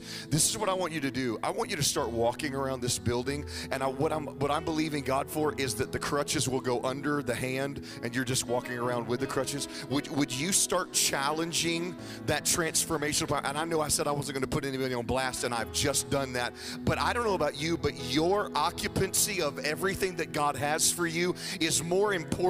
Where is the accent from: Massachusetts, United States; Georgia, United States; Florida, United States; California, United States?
Florida, United States; Jacksonville; my wife Jennifer. We're from Jacksonville, Florida